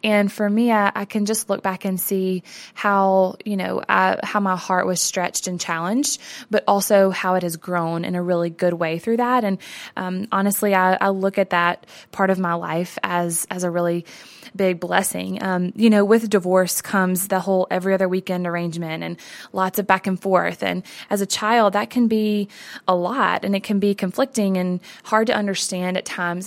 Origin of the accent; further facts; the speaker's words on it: the South, United States; I grew up in the South as a girl